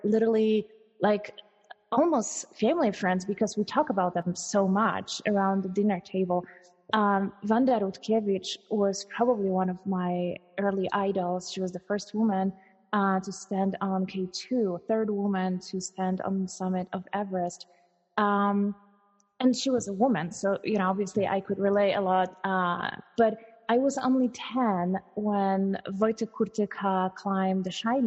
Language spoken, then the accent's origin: English; Krakow, Lesser Poland, Poland; also born or lived in Zakopane; I was born in Poland, in Krakow, and I'd like to think that I almost grew up in the mountains